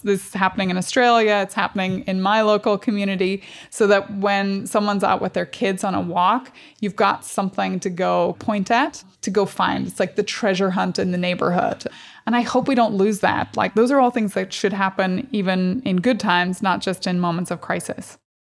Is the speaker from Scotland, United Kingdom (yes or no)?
no; Strabane, Northern Ireland, United Kingdom; I grew up in Northern Ireland.